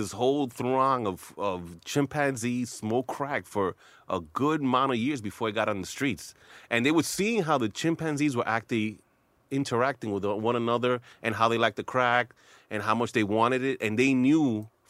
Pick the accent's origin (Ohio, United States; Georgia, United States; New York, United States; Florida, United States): New York, United States; New York City; I grew up in the Heights, in Washington Heights, in Manhattan